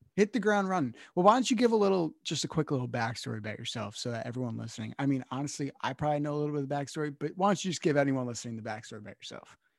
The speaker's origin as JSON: {"language": "English", "region": "Northeast", "country": "United States", "also_born_or_lived": "Connecticut", "lives_now": "New Jersey, United States", "said": "I'm from the Northeast."}